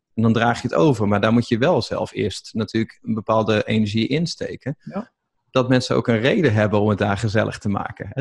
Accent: East Groningen, Netherlands; ik kom uit Oost-Groningen

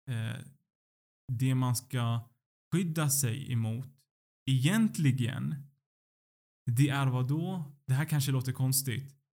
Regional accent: Sweden; Att jag är född och uppvuxen eh, i Sverige.

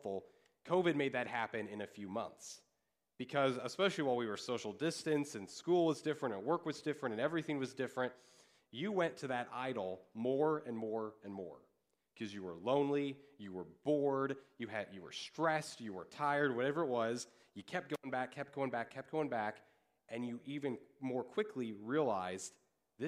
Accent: Kansas, United States; I grew up in Kansas.

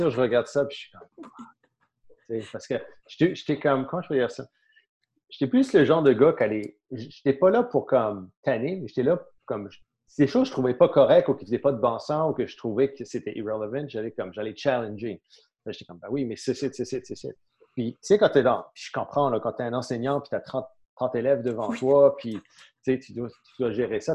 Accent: St. Pierre & Miquelon; moved away as an adult; je suis né à Saint-Pierre-et-Miquelon.

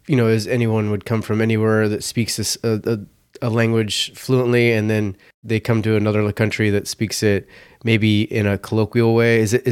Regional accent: United States

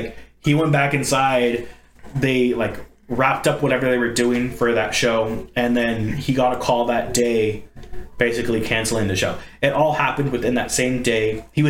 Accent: Ireland; I know it's a Scottish thing and I'm Irish

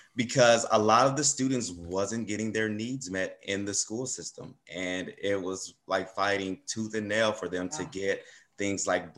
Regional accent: Compton, California, United States; I'm originally from Compton, California. Born and raised there, attended all Compton schools.

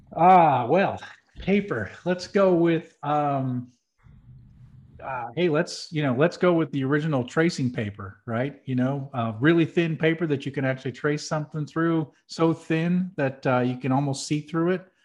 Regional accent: New Hampshire, United States; I'm from New Hampshire, which is also known as the Granite State

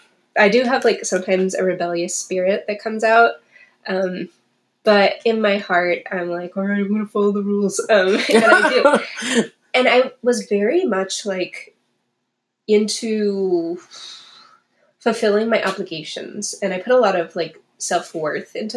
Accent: New England, United States; We like grew up going to church. We went every Sunday, and it was a priority for my family, which was cool, and I think taught me a lot. But we were very like New England-y

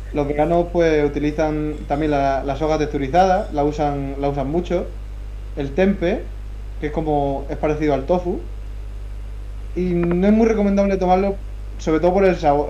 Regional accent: Melilla, Spain; moved away as an adult; now in Madrid, Spain; nací el 28 de abril de, de 2000 allí en Melilla, en África, en el norte de, África

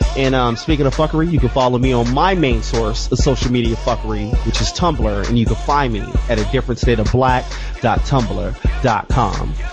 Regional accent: Phoenix, Arizona, United States; I grew up in South Phoenix in the motherfucking nineties

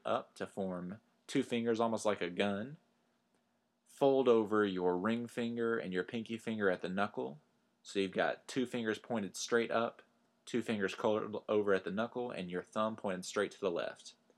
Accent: Hansford County, Texas Panhandle, United States; moved away; also born or lived in Lubbock, Texas / Philadelphia; born and raised in the Texas Panhandle. I was born in Lubbock, Texas, but spent my formative years up at the top of the Panhandle in Hansford County, Texas

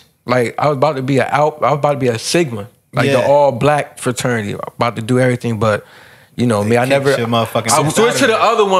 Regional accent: New Jersey, United States; also born or lived in Iowa; I'm from Jersey.

